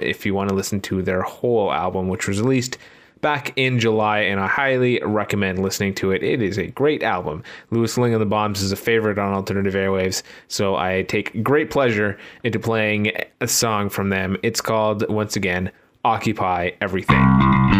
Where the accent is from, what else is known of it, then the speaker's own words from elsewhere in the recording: Canada; As a Canadian